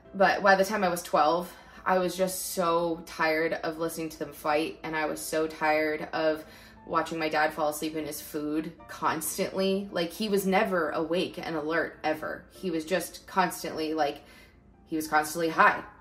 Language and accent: English; Northern California, United States; also born or lived in Lancaster, California; we moved up to Northern California when I was five because there was just more jobs up here for him